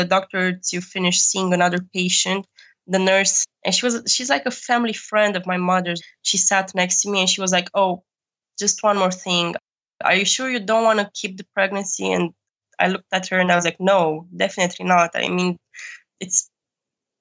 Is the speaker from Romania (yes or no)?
yes; Romania; born or raised there; moved away as an adult; now in Germany